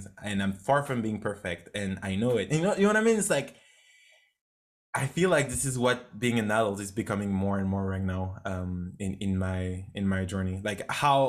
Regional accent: France; English is a second language; moved away as an adult; also born or lived in United States / Canada; I grew up in France. It was, I was not really not doing great at school

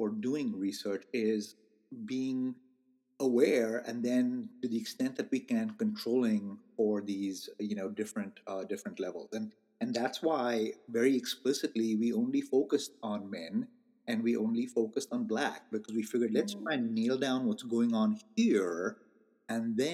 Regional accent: India; now in United States; I am Indian. I was born in India and I'm Indian American.

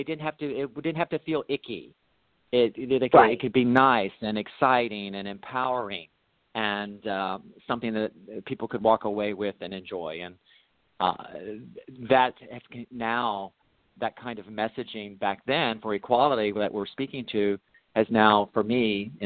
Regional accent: Mississippi, United States; moved away; I grew up in Mississippi.

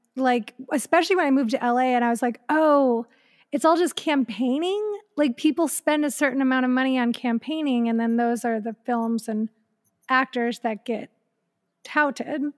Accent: Elyria, Ohio, United States; moved away; in my hometown, like, in Elyria, Ohio

